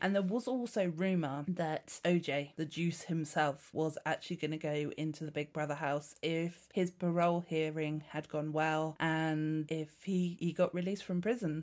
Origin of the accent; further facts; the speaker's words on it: Dorset, South West England, United Kingdom; I'm from Dorset. I'm very, very pleased to say that I haven't got the Dorset accent